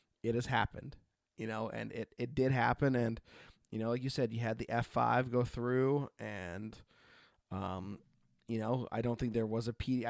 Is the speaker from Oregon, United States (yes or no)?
yes; Oregon, United States; I grew up in the Northwest. You know, I grew up in Oregon.